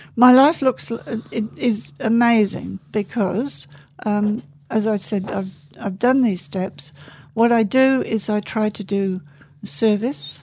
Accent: England, United Kingdom; I was born in England

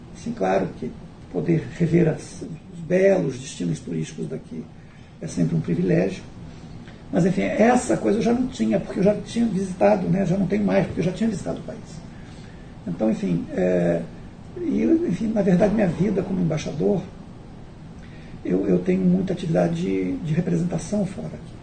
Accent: Brasília, Federal District, Brazil; moved away as an adult; also born or lived in Barcelona, Spain; now in New Zealand; eu cresci em Brasília há muito tempo

